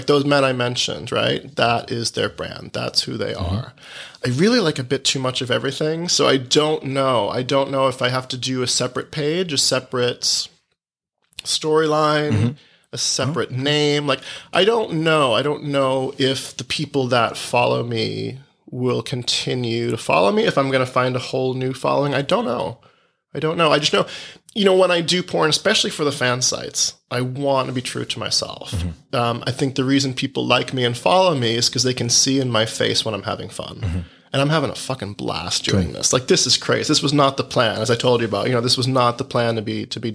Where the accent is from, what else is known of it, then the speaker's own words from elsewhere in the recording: Boston, Massachusetts, United States; moved away; also born or lived in Italy; I was born here. I am Italian American